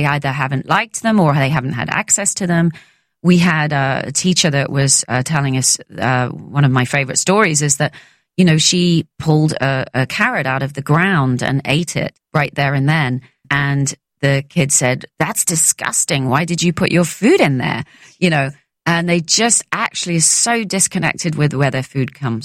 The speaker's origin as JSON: {"language": "English", "region": "London", "country": "United Kingdom", "tie": "born or raised there", "said": "growing up in London"}